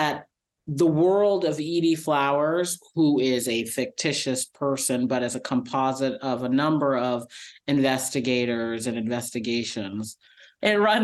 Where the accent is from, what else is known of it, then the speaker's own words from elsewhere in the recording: Massachusetts, United States; moved away; I'm back in my home state of Massachusetts